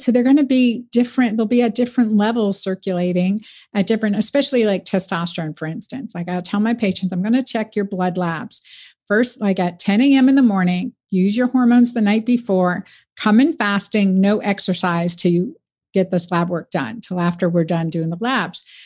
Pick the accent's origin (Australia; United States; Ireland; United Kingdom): United States; I'm first generation American. I always like to say I grew up in the United Nations